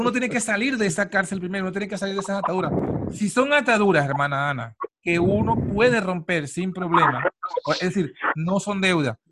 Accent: Venezuela; moved away; uno en Latinoamérica, en Venezuela, porque yo soy de Venezuela

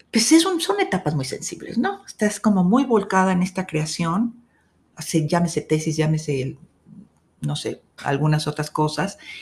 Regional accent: Guadalajara, Jalisco, Mexico; soy tapatía, 100% tapatía

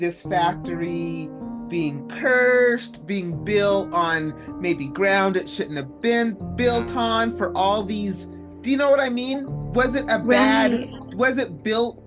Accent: Jordan River, Utah, United States; growing up near the Jordan River

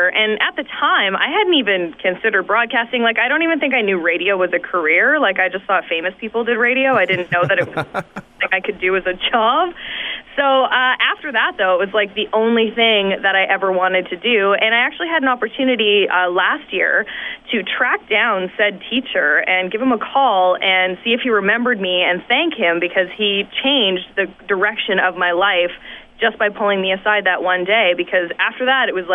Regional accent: Saskatoon, Saskatchewan, Canada; moved away as an adult; also born or lived in The Pas, Manitoba / North Battleford, Saskatchewan / Calgary, Alberta; now in Toronto, Canada; growing up in Saskatoon

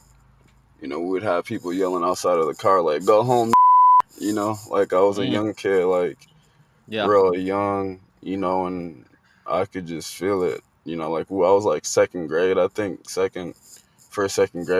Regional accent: Liberia; also born or lived in Guinea; now in United States; I was technically born in Guinea, but I'm Liberian. I was born in Guinea because there was a civil war going on in Liberia

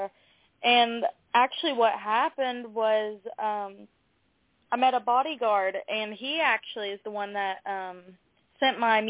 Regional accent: Ashland, Kentucky, United States; I grew up in eastern Kentucky as well, and that's where I still am

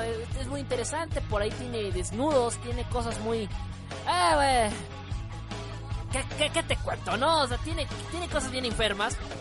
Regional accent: northern Mexico, Mexico; now in Mexico City, Mexico; soy de soy de soy del norte de México, pero radico actualmente

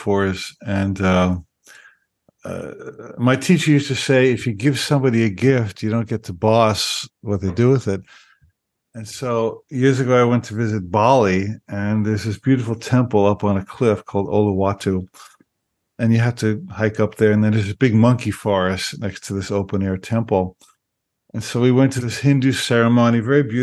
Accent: New Jersey, United States; moved away; I grew up in New Jersey

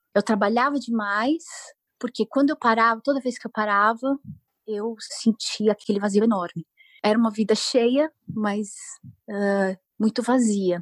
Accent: São Bernardo do Campo, São Paulo, Brazil; moved away as an adult; eu nasci e cresci numa cidade do ABC Paulista, aqui no sudeste do Brasil, é São Bernardo

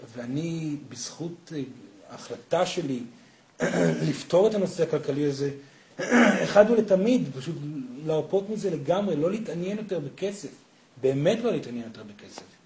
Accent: Israel; אני קיבוצניק

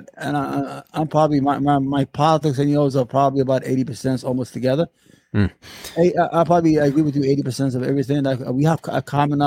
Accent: New York City, New York, United States; also born or lived in Yemen; I grew up in New York

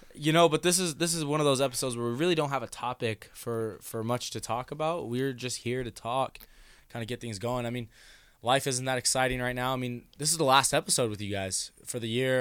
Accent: Denison, United States; we grew up together in Denison

